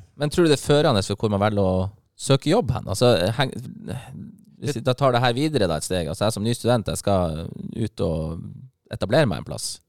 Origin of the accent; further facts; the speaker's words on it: Bergen, Vestland, Norway; moved away as an adult; now in Bodø, Norway; Jeg er bergenser